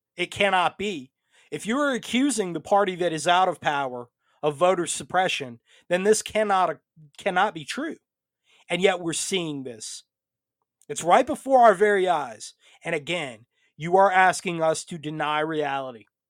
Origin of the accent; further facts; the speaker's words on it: United States; I come to you tonight first as an American